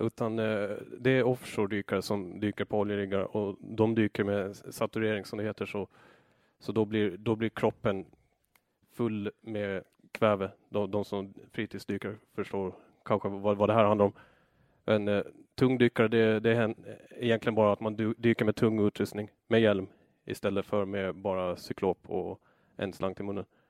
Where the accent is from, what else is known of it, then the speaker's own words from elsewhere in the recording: Åland Islands; moved away as an adult; also born or lived in Föglö; now in Brazil; halva året så var jag hemma på Åland och arbetade